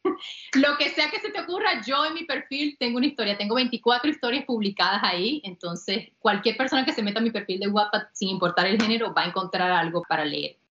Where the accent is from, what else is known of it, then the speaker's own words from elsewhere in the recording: Campo Lara, Zulia, Venezuela; now in North Carolina, United States; yo soy de un pueblito muy pequeño en Venezuela, en el Zulia, que se llama Campolara